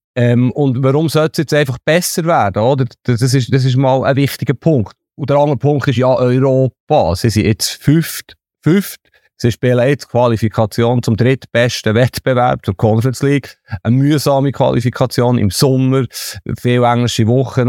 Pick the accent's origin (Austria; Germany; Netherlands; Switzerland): Switzerland; Bern; ich bin in Bern aufgewachsen